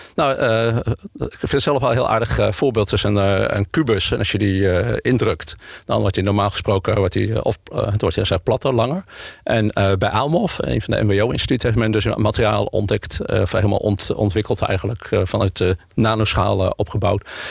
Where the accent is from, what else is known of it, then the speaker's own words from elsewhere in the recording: Utrecht, Netherlands; also born or lived in Leiden; now in Amsterdam, Netherlands; maar ik ben eigenlijk een Utrechter. Geboren getogen in, eh, in Utrecht